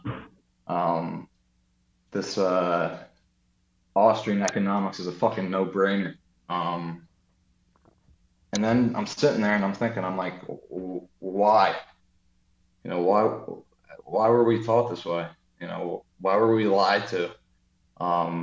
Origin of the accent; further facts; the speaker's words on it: United States; I was born and raised in America